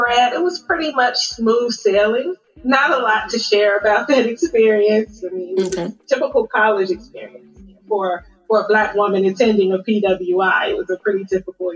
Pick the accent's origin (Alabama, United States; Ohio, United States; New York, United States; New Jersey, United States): Ohio, United States; Cincinnati; moved away as an adult; also born or lived in Dayton, Ohio / Chicago; now in Dallas-Fort Worth, United States; a proud Midwesterner, because I am originally from Cincinnati, Ohio